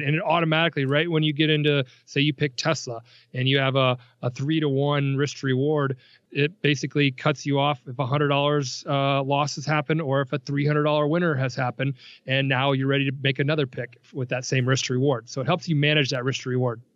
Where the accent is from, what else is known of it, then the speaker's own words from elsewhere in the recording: Nebraska, United States; I grew up in Nebraska